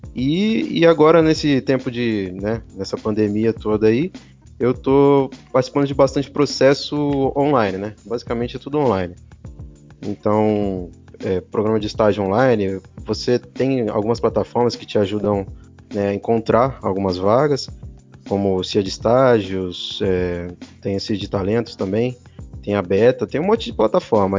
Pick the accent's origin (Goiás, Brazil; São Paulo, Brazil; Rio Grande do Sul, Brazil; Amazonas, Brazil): São Paulo, Brazil; now in Poços de Caldas, Brazil; eu sou de São Paulo, na verdade, vim morar em Poços de Caldas por motivos pessoais